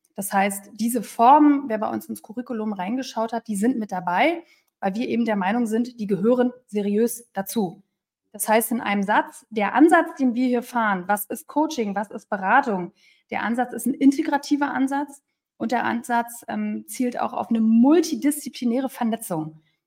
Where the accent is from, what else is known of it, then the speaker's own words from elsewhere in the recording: Berlin, Germany; moved away; Ich bin eine Berliner Pflanze, also auch mit dem waschechten Taufschein, der mich als Berlinerin ausweist